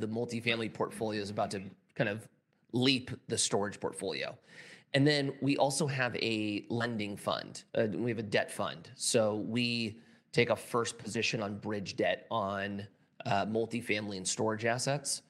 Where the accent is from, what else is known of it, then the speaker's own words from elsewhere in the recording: California, United States; I'm from California